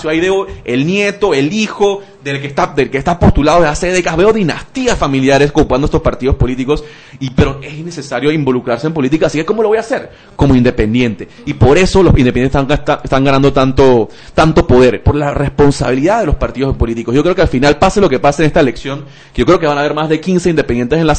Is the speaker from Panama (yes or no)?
yes; Panama; como muchos panameños